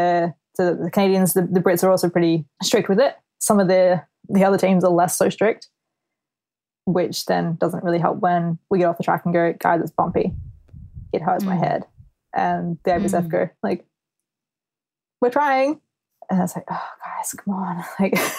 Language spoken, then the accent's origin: English; Australia; moved away as an adult; now in United Kingdom; being an Aussie athlete is the fact that we have to leave home for so long. So before I moved to the UK